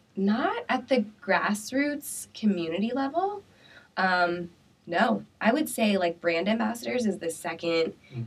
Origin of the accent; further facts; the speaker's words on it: Pella, Iowa, United States; now in Des Moines, United States; I'm from Pella